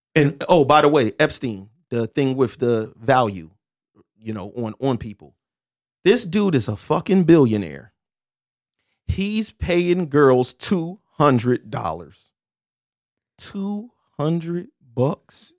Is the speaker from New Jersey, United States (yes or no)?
yes; Camden, New Jersey, United States; I'm happy to be from Camden, New Jersey because I'm from Camden, New Jersey